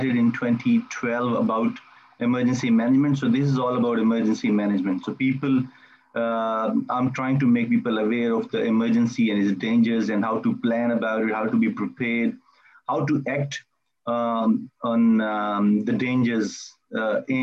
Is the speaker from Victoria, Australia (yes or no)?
yes; Melbourne, Victoria, Australia; I am from Melbourne, Australia